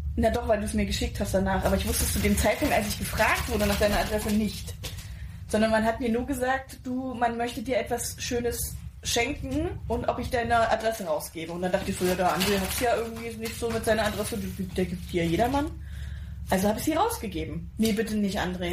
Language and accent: German; Pirna, Saxony, Germany; accent: Saxon; also born or lived in Spain; ich bin geboren und aufgewachsen in Pirna bei Dresden, das ist in Sachsen